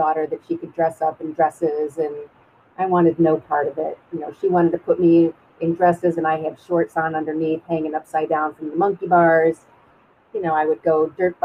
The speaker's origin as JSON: {"language": "English", "town": "Glencoe", "region": "Illinois", "country": "United States", "tie": "born or raised there", "said": "I grew up in Glencoe, which is 30 minutes north of Chicago"}